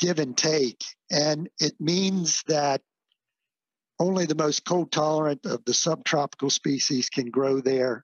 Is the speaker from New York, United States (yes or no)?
no; Pennsylvania, United States; now in Florida, United States; I come from Pennsylvania, alfalfa, corn silage. That was what it was all about for us and on our dairy farm.